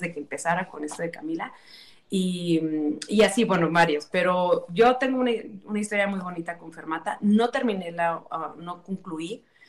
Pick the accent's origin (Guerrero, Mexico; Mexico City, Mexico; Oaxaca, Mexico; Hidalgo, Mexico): Hidalgo, Mexico; Tula de Allende; yo soy eh, originaria de Hidalgo del municipio de Tula Hidalgo